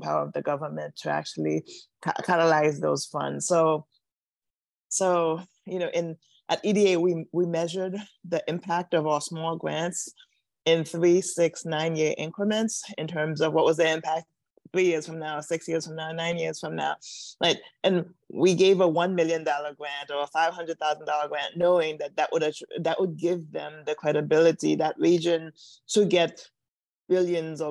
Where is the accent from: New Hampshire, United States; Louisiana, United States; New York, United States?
New York, United States; New York City; moved away as an adult; also born or lived in Washington, District of Columbia, United States; I grew up in New York City, but I actually moved to Washington, DC to go to a grad school at Howard University.